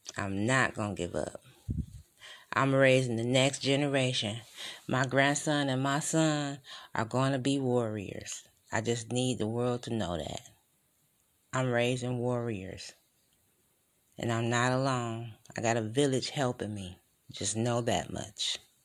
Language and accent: English; Detroit, Michigan, United States; I'm from Detroit